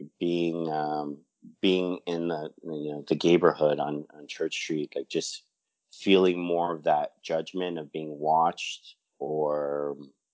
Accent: Toronto, Ontario, Canada; born and raised in Toronto

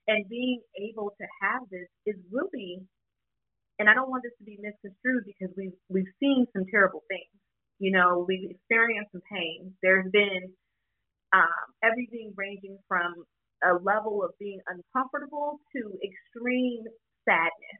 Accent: the South, United States; I was raised in the South

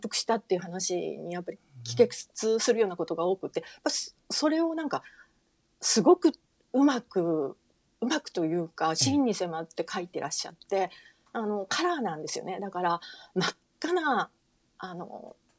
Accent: Fukuoka, Japan; moved away; 福岡の生まれ

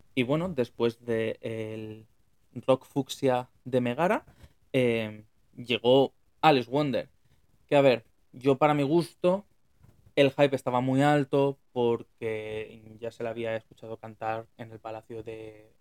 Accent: Valencia, Valencian Community, Spain; yo soy de Valencia

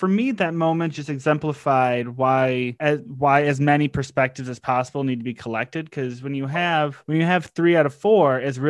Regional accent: Detroit, Michigan, United States; Like, I'm from the East Side, and I did not live in that Detroit.

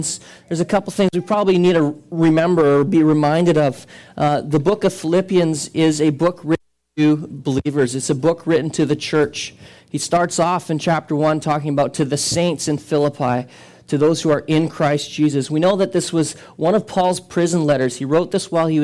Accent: Canada; we are not Canadian citizens first

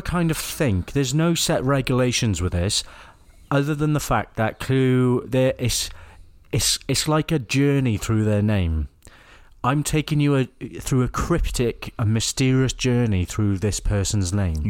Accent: Wales, United Kingdom; accent: Welsh; I was born in Wales.

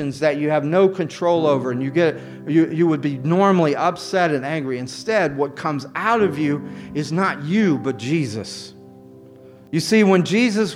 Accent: the South, United States; I grew up in the South

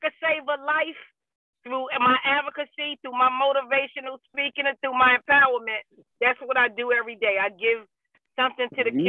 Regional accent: Newark, New Jersey, United States; I'm from Newark.

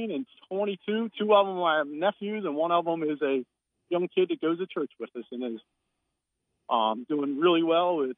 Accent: Glen Burnie, Maryland, United States; I hail from the Glen Burnie, Maryland.

